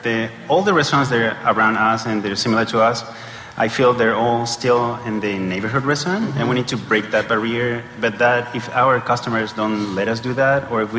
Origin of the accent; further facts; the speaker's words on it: Chile; now in Los Angeles, United States; I'm from Chile.